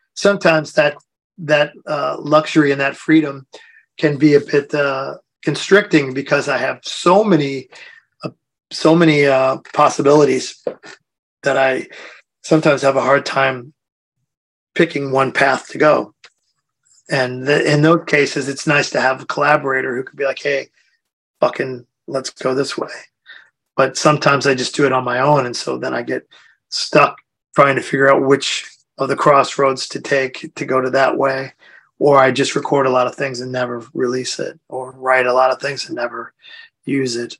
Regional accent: United States; moved away as an adult; now in Europe; being an American person

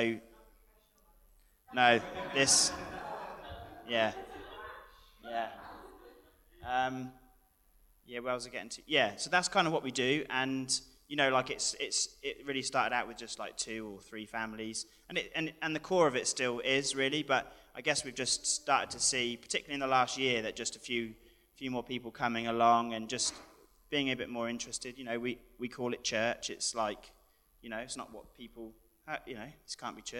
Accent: United Kingdom; moved away as an adult; now in New Zealand; we're from Pioneer, back home in the UK

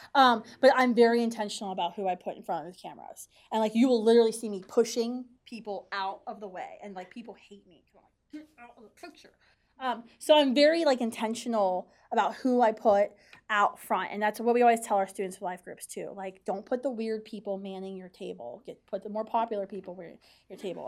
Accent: West Virginia, United States; now in Washington, D.C., United States; I grew up in West Virginia

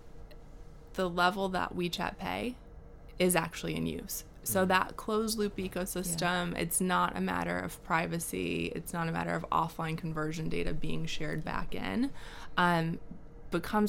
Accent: Midwest, United States; I'm from the Midwest in the States

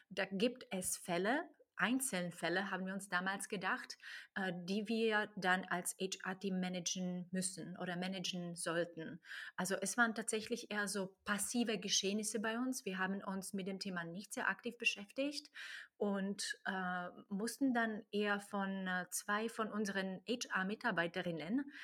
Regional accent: Slovakia; also born or lived in Ireland / Czech Republic; now in Germany; Ich komme ursprünglich aus der Slowakei und nach Deutschland kam ich über Irland, über Tschechien und in Deutschland bin ich jetzt seit langsam neun Jahren plus

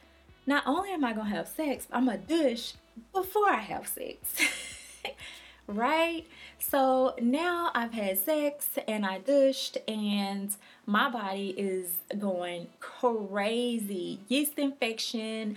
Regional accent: Louisiana, United States; I'm from Louisiana

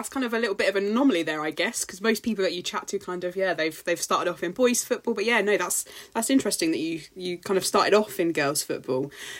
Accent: United Kingdom; And we were just moaning about the rain because obviously we're British.

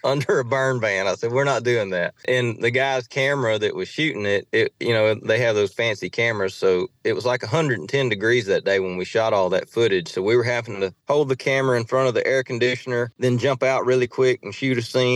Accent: Saline, Louisiana, United States; I grew up in a small town in Saline, Louisiana

